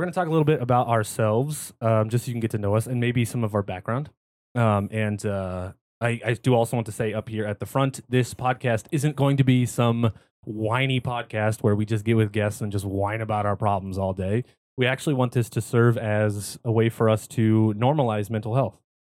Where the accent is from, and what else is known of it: California, United States; born or raised there